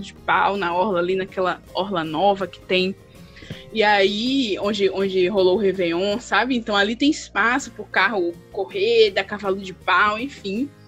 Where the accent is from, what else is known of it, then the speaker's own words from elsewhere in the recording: Valença, Bahia, Brazil; now in Salvador, Brazil; Lá na minha cidade mesmo, no interior de Valença, na Bahia, interior da Bahia